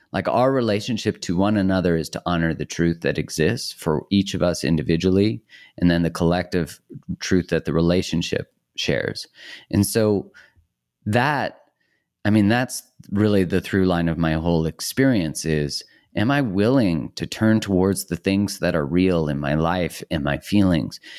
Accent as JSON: {"language": "English", "country": "Canada", "said": "I'm Canadian"}